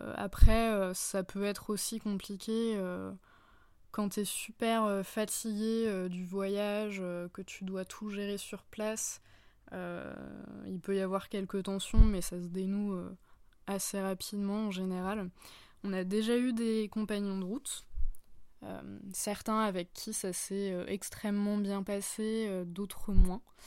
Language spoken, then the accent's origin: French; France; au sein de mon pays d'origine